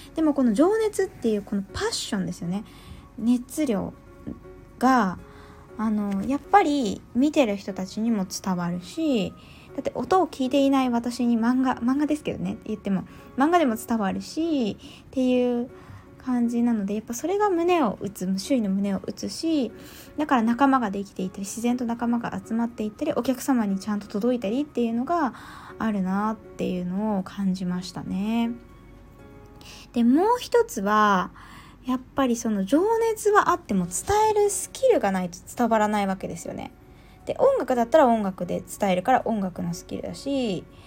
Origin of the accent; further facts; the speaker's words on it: Yamagata, Japan; 私、東北出身なので、まあ、山形出身なので